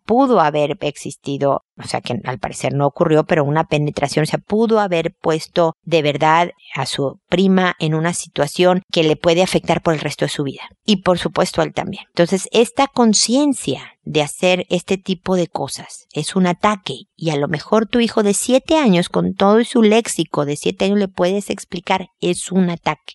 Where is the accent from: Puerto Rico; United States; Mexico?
Mexico; En mi tierra, en México